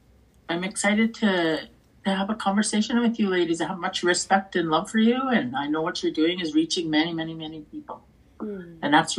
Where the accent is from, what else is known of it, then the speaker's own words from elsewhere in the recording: Canada; I come from Cockerstone First Nation. And I live here. This is where I am right now. I'm on the res.